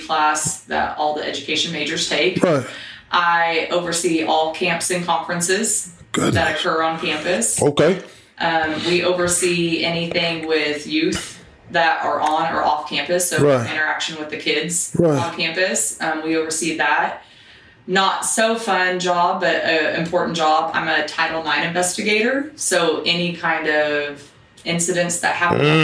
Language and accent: English; Cimarron, Kansas, United States; moved away as an adult; now in Wichita Falls, United States; I'm originally from Kansas, small little town, Cimarron, about 1,800 people